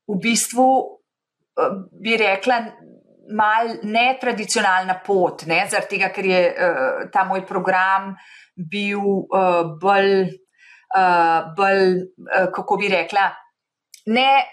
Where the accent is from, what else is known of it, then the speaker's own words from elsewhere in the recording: Slovenia; moved away as an adult; now in Boston, United States; jaz sem odšla iz Slovenije, ko sem bila 28 let stara